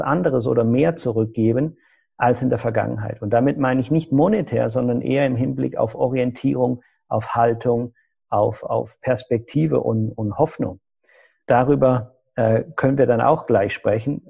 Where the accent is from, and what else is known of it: Germany